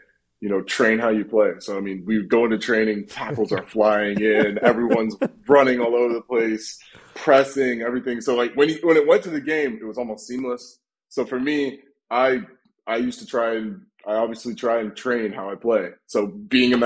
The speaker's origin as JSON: {"language": "English", "country": "United States", "tie": "born or raised there", "moved": "as an adult", "lives_now": "Birmingham, United Kingdom", "said": "growing up in the States"}